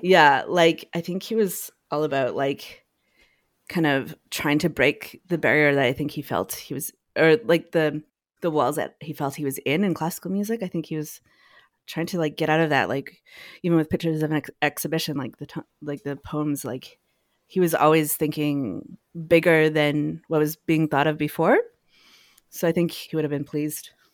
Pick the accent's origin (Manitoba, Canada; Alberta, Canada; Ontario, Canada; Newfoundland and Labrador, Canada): Alberta, Canada; Edmonton; moved away as an adult; now in Toronto, Canada; I grew up, uh, mostly in Edmonton, um, with my mom